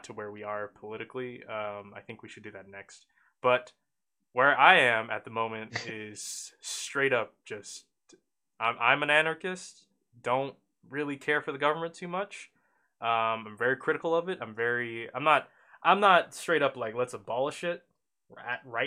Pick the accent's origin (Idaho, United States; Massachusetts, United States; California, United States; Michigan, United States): California, United States; Oakland; I was raised in Oakland